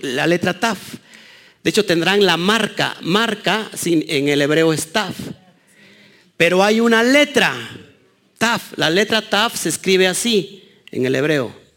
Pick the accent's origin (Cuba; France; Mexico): Mexico; los mexicanos